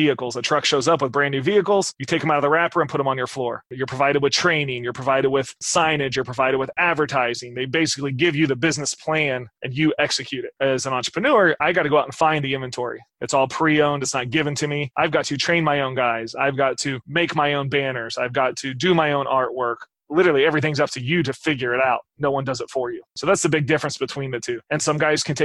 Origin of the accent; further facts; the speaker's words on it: Midwest, United States; I grew up in the Midwest